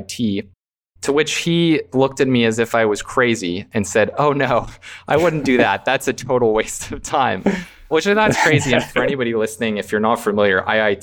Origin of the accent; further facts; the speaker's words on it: Canada; I'm from Canada